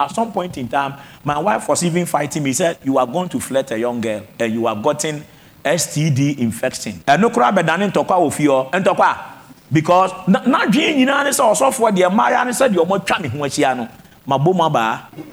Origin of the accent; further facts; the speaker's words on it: Techiman, Bono East, Ghana; my hometown, Techimai